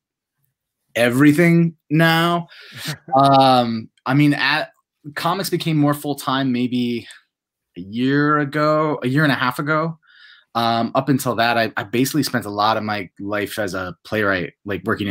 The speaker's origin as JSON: {"language": "English", "region": "upstate New York", "country": "United States", "tie": "born or raised there", "said": "I grew up in a small town in upstate New York"}